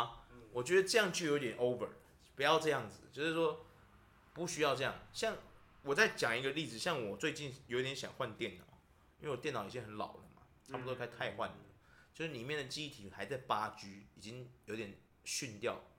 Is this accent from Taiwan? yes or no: yes; Taiwan; 我们台湾人